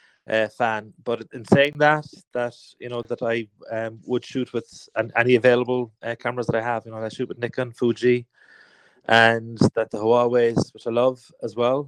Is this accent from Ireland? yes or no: yes; Cork, Munster, Ireland; I'm a photographer from Cork